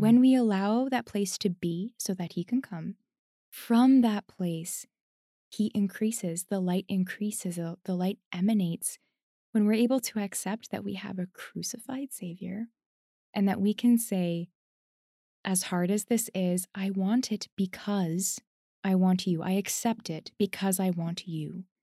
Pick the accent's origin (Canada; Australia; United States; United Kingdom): Canada; I'm Canadian